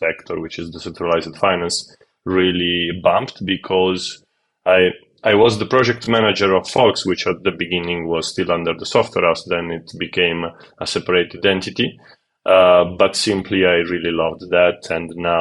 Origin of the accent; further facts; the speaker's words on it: Calabria, Italy; I grew up in the south of Italy. Mm-hmm. I am from Calabria, which is like the last region, the closest